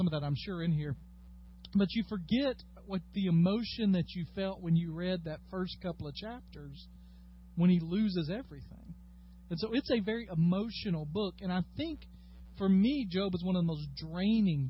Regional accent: United States; As American Christians

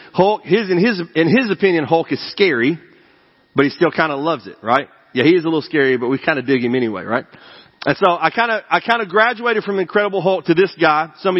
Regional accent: East Tennessee, United States; I grew up in East Tennessee

